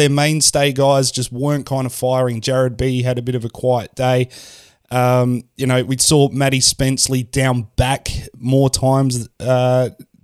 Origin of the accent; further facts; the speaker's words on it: Kingston, Australia; I'm from Kingston